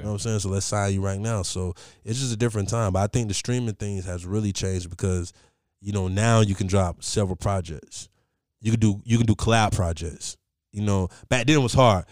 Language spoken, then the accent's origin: English; Columbus, Ohio, United States; I'm from Columbus